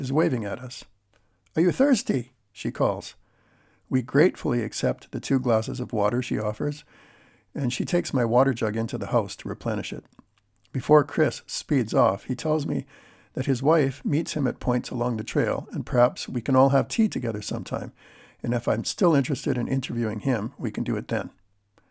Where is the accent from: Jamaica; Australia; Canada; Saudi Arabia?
Canada; I'm Canadian